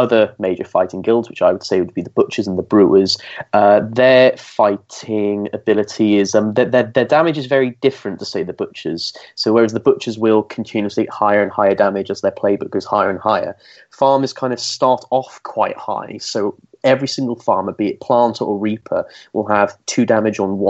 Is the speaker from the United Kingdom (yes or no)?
yes; Welsh, Wales, United Kingdom; I'm Welsh